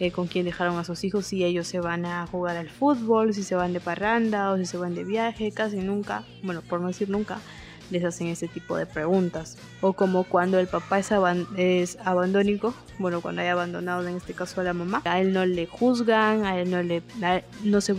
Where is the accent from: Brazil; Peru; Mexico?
Peru; soy estudiante, soy activista en derechos sexuales y reproductivos, soy peruana, tengo 23 añitos